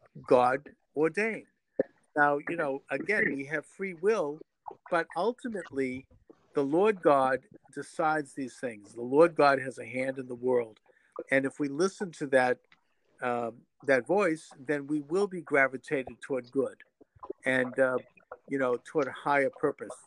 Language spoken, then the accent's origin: English; United States; I'm an American